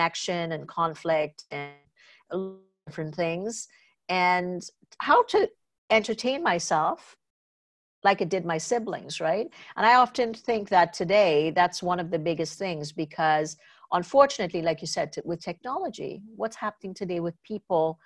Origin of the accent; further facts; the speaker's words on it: Trinidad & Tobago; moved away; I grew up in Trinidad and Tobago